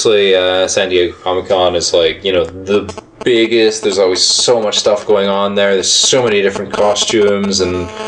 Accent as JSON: {"language": "English", "region": "Scotland", "country": "United Kingdom", "moved": "yes", "said": "I'm from Scotland originally"}